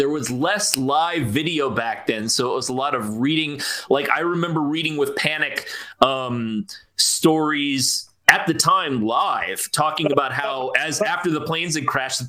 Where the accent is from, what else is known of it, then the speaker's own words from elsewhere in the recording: United States; So I'm American, right?